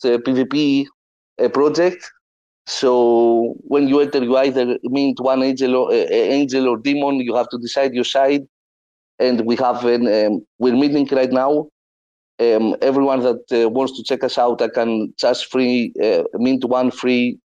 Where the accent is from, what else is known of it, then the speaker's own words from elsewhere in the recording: Greece; I'm from Greece